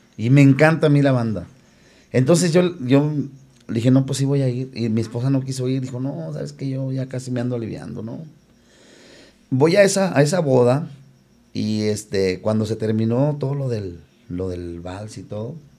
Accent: León, Guanajuato, Mexico; soy de León, Guanajuato

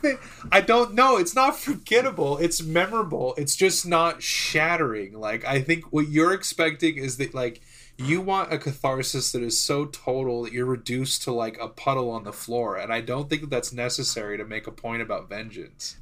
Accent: United States

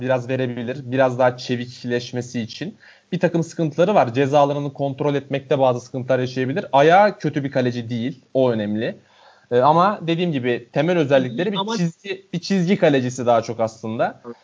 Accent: Denizli, Turkey; born or raised there

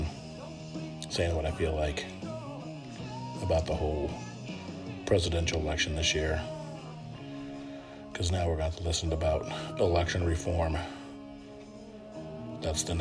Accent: United States; as Americans

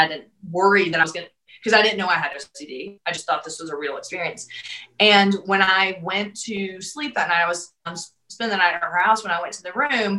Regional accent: the South, United States; I grew up in the South

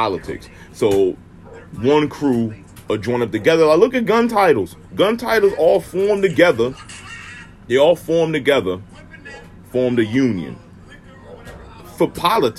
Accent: Maryland, United States; And I'm from Maryland

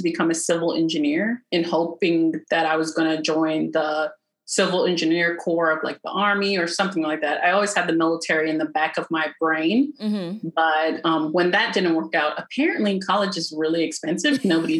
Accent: Hawaii, United States; moved away; I grew up in Hawaii, and I was actually in elementary school when September 11th happened.

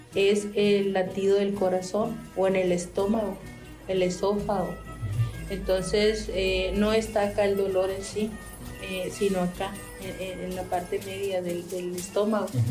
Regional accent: Yaqui, Sonora, Mexico; first language Yaqui; Spanish is a second language

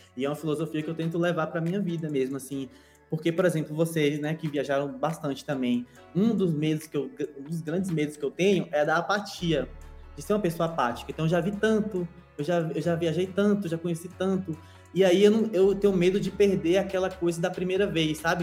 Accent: Vitória da Conquista, Bahia, Brazil; moved away; eu sou de Vitória da Conquista, interior da Bahia, Nordeste, Brasil, América do Sul

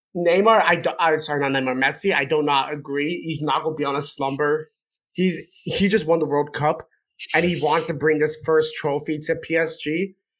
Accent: Canada; as a Canadian

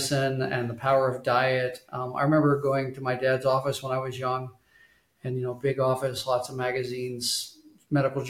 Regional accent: Tulsa, Oklahoma, United States; also born or lived in Arkansas; I was born and raised in Tulsa, Oklahoma. I was born in Arkansas, but raised in Oklahoma.

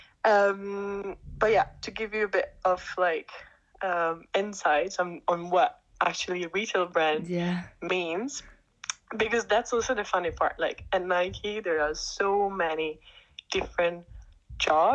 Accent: Italy; moved away as an adult; now in Amsterdam, Netherlands; I'm Italian. I was born and raised in Italy

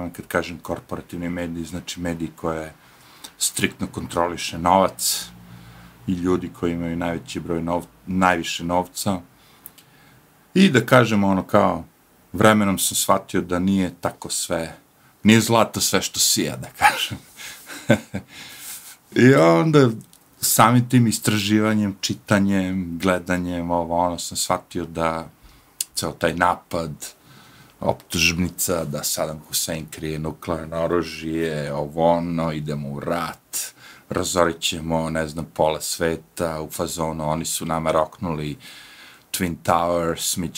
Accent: Serbia; pošto ja dolazim iz Jugoslavije, ili tako, na kraju kraja Srbije.

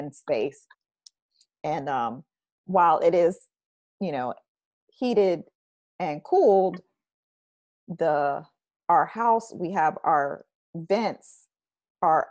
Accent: Orlando, Florida, United States; now in Tallahassee, United States; I grew up in Orlando

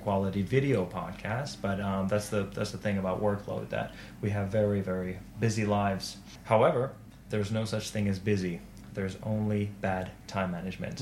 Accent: Turku, Southwest Finland, Finland; I am from Turku

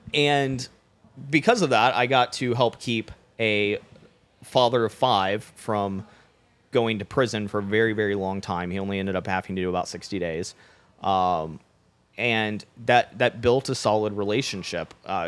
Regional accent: Florida, United States; I grew up in Florida, so love ….

